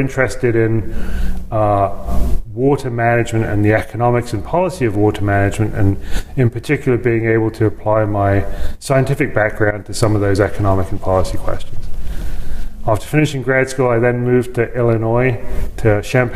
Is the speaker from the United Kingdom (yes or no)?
yes; London, United Kingdom; moved away as an adult; also born or lived in Los Angeles, United States; now in Lincoln, Nebraska, United States; I grew up in the United Kingdom, in London, in suburban London